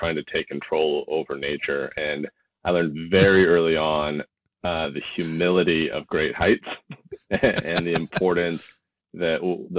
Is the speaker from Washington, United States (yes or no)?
yes; Poulsbo, Washington, United States; I grew up in the Northwest, kind of in a small Paulsbo. For those who are from the Northwest, a little Norwegian town. We grew up in a kind of in a farm over there on in Big Valley